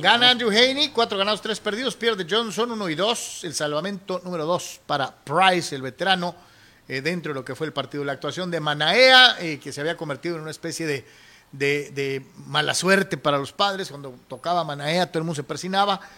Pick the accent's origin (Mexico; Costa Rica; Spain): Mexico; yo como mexicano